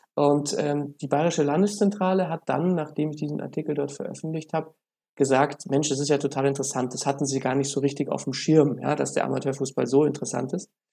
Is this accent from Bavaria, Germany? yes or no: yes; Munich, Bavaria, Germany; ich bin ja Münchner